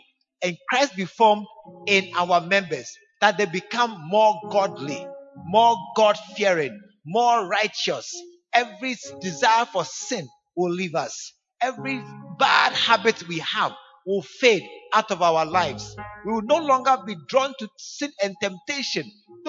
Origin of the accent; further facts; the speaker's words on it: New York, United States; I'm from New York. I'm a citizen of the U. I'm just passing through Ghana.